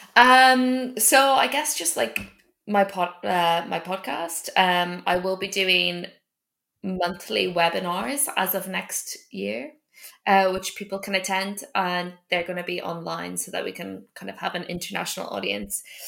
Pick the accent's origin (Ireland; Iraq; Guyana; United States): Ireland; moved away; I grew up in Ireland